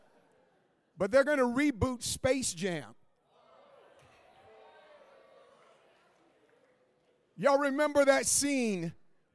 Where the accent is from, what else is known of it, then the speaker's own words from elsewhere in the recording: Oakland, California, United States; Oakland, my hometown, Oakland, California